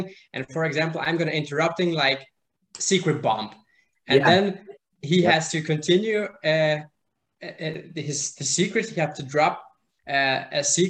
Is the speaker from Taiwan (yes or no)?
no; Switzerland; English is a second language; I'm from Switzerland